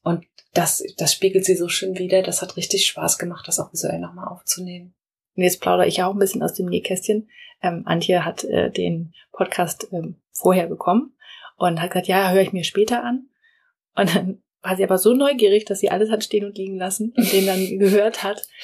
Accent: Rhineland-Palatinate, Germany; bei uns in der Pfalz

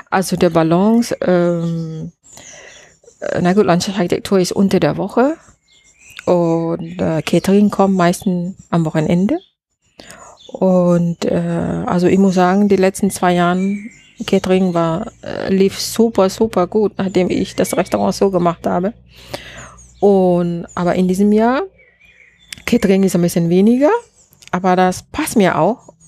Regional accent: Malaysia; German is a second language; now in Germany; Also ich denke, ich bin auch so, vielleicht hängt das auch von ähm, meine, äh, wie sagt man, wo ich herkomme. Und äh, in, in Malaysia, wir müssen immer lernen, Geduld zu haben.

